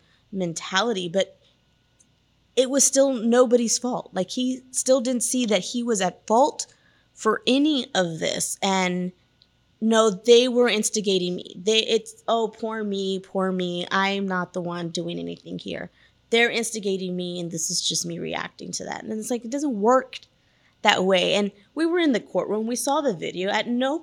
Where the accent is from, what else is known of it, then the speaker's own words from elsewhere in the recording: Wilson County, near Floresville, Texas, United States; I'm from Wilson County